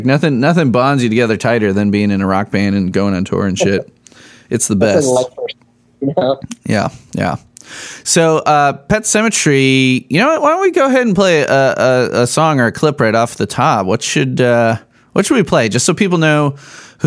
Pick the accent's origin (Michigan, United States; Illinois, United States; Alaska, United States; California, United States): Illinois, United States; Arlington Heights; moved away as an adult; also born or lived in Chicago / Rock Island, Illinois / Palatine, Illinois; now in Lafayette, United States; I grew up in Arlington Heights, northwest suburbs